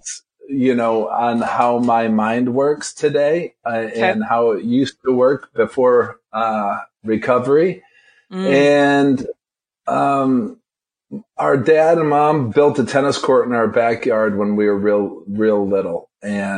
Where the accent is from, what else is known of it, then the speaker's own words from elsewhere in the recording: northern Michigan, United States; I grew up on a Christmas tree farm in northern Michigan.